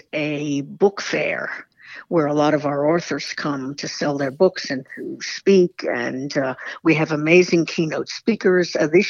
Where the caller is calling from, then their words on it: Florida, United States; I'm a snowbird and I'm calling from Florida.